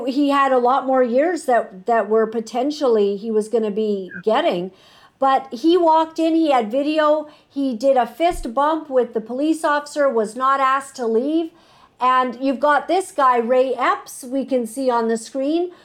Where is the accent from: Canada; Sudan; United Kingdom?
Canada; as an American and a Canadian